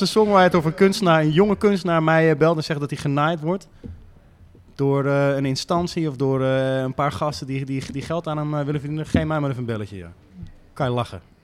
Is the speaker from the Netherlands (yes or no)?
yes; Amsterdam, North Holland, Netherlands; als Amsterdamse jongen